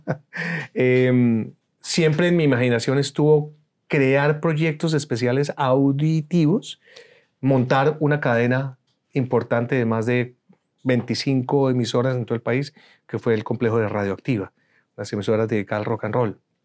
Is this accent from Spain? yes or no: no; Colombia; moved away as an adult; now in United States; Soy colombiano, soy egresado de la Universidad Javeriana, soy comunicador social